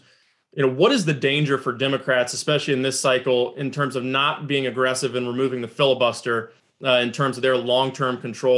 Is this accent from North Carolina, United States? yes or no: yes; North Carolina, United States; my home state of North Carolina